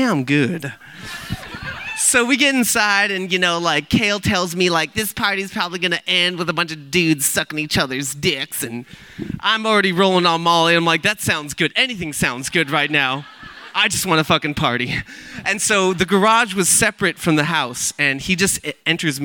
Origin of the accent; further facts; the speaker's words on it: Milpitas, California, United States; I was born and raised in Milpitas on the South Bay